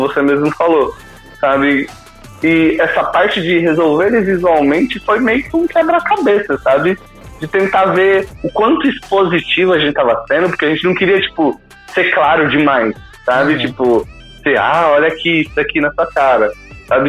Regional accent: Brazil; isso aqui é o Brasil, sabe? É, é, é, é, o país de onde eu vim

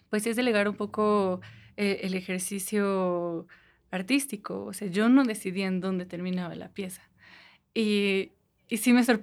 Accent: Toluca, State of Mexico, Mexico

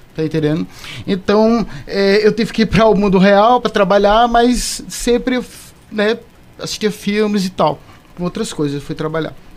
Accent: Caruaru, Pernambuco, Brazil; eu sou daqui de Caruaru

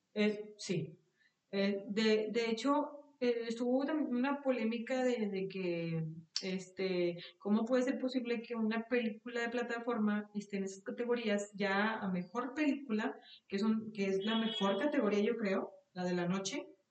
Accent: Mexico; nosotros como mexicanos

